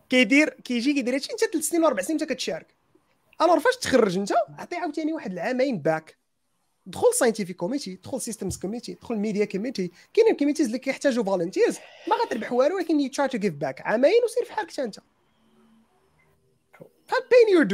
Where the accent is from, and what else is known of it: Morocco